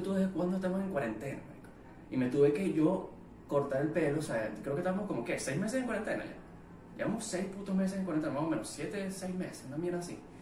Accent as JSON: {"language": "Spanish", "country": "Venezuela", "said": "soy venezolano"}